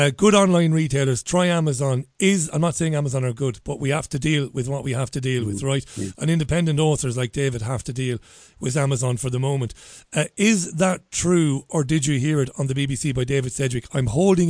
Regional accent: Ireland; I'm an Irishman

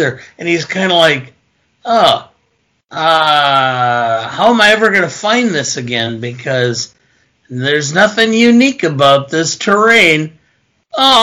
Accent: Beloit, Wisconsin, United States; also born or lived in Milwaukee; I grew up in a city called Beloit

